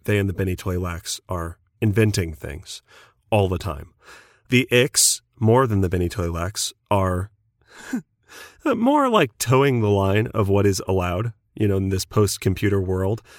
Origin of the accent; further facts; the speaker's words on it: United States; I'm American